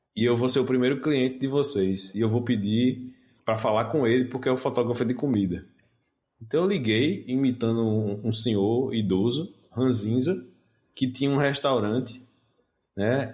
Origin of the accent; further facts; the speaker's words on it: Northeast Region, Brazil; accent: Nordestino; a gente é do Nordeste pelo sotaque